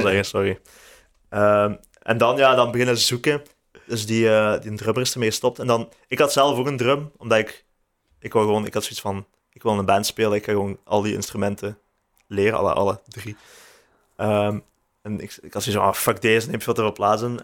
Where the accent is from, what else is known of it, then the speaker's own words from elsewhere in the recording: Houthalen-Helchteren, Flanders, Belgium; now in Leuven, Belgium; Ik ben van Houtalen